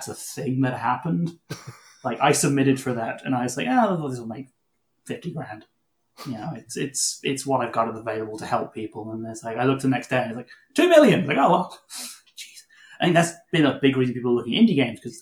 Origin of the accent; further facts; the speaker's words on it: Canada; we're Canadian